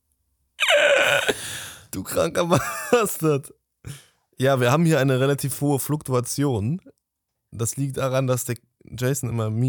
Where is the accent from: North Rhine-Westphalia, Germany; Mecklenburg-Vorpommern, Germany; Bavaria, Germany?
North Rhine-Westphalia, Germany; Cologne; Wir sind Kölner.